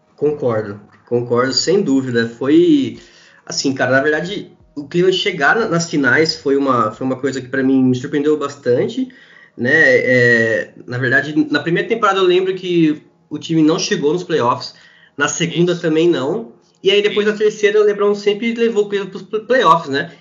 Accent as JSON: {"language": "Portuguese", "town": "Araras", "region": "São Paulo", "country": "Brazil", "also_born_or_lived": "Campinas", "said": "eu sou de Araras, interior de São Paulo, estudei um tempo em Campinas"}